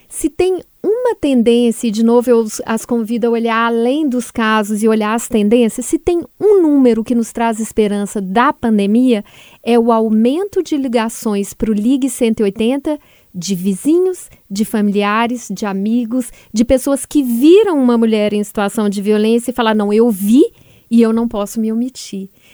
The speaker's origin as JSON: {"language": "Portuguese", "town": "Belo Horizonte", "region": "Minas Gerais", "country": "Brazil", "tie": "born or raised there", "moved": "yes", "said": "ao meu estado natal"}